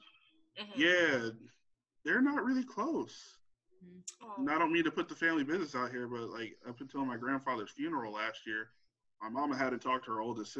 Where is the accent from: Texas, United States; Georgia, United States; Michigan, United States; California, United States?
Texas, United States; and I'm from Texas, you're from St. Croix, what the hell ever.